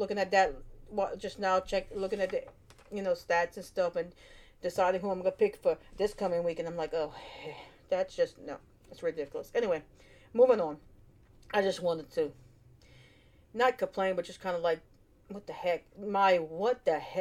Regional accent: United States; We live in America, I'm American, born and raised

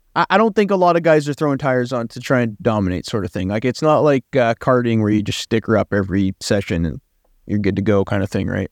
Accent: Canada; I'm Canadian. I don't, I don't, I'm not French

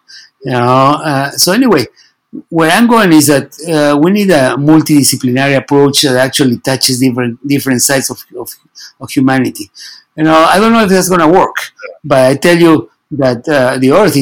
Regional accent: Peru; I'm from Peru

